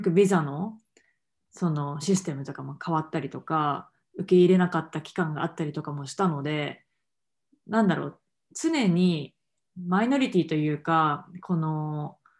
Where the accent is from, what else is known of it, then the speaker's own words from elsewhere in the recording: Japan; moved away; 日本で育ってきた